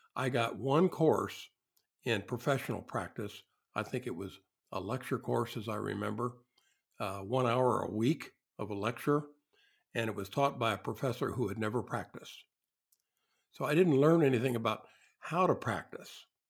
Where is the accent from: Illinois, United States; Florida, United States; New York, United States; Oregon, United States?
Illinois, United States; southern; There were no architects in my hometown. I grew up in a small industrial town in the south part of uh, of Illinois